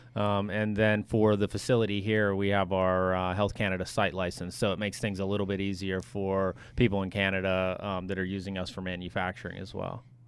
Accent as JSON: {"language": "English", "country": "United States", "said": "as an American"}